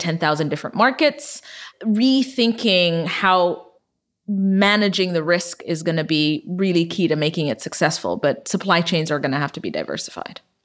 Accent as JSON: {"language": "English", "country": "Ethiopia", "tie": "born or raised there", "moved": "yes", "said": "I was born and raised in Ethiopia"}